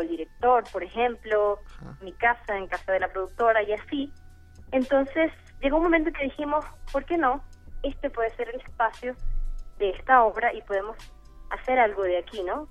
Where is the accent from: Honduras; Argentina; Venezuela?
Venezuela; moved away; Nosotras, por supuesto, somos venezolanas